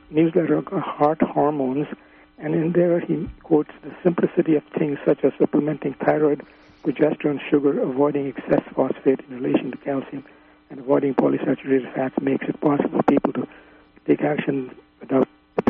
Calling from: London, Ontario, Canada; London, Ontario, Canada.

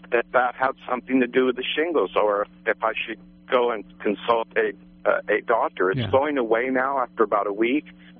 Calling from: Blocksburg, California, United States; I'm from Blocksburg area.

